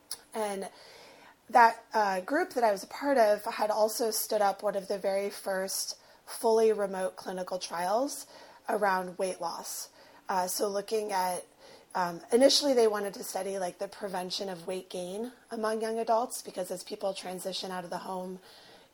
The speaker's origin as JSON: {"language": "English", "town": "Los Angeles", "region": "California", "country": "United States", "said": "I present, I'm white, I am from West"}